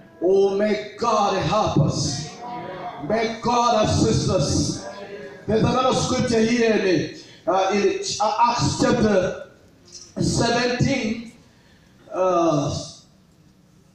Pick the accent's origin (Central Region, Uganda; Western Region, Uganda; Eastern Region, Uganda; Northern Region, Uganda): Eastern Region, Uganda; Tororo; I come from Tororo